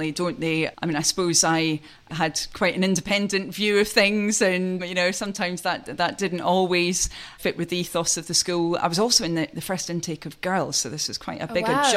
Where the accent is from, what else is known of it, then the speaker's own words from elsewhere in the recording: Aberdeenshire, Scotland, United Kingdom; moved away as an adult; I was brought up in Aberdeenshire. So I'm what's known as a chuchter in those parts